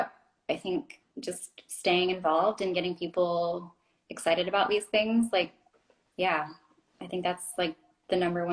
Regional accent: Florida, United States; I remember like growing up in the Everglades, kind of like, you know, we always went there for like our family vacations.

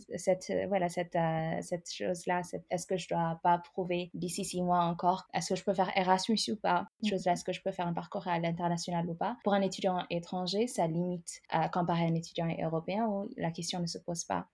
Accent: Ethiopia; moved away as an adult; now in France; Je viens de l'Éthiopie. Je suis arrivée à, à, presque 18 ans pour faire mes études, mais à la base, je suis euh, donc éthiopienne

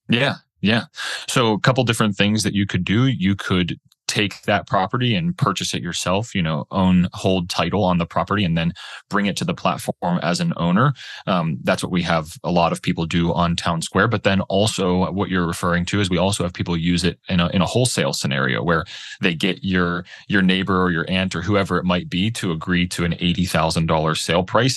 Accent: Pittsburgh, Pennsylvania, United States; moved away as an adult; also born or lived in Boulder, Colorado; my wife and I, we grew up in Pittsburgh, Pennsylvania.

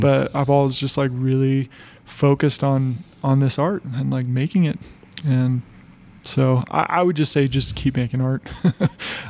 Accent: United States; moved away as an adult; also born or lived in Colorado Springs, Colorado; now in Boulder, United States; I grew up in Tahoe, and it's a pretty small. It was a pretty small town

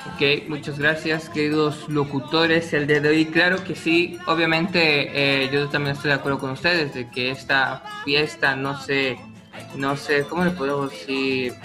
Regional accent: Mexico; es un orgullo eh, ser mexicano en esas fechas

